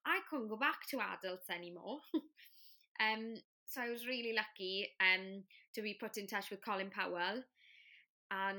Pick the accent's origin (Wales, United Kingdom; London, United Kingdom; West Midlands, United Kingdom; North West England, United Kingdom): Wales, United Kingdom; first language Welsh; English is a second language